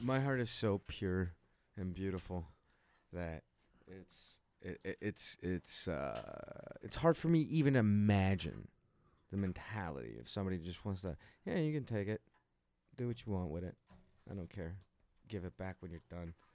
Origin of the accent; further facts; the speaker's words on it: Chicago, Illinois, United States; born or raised there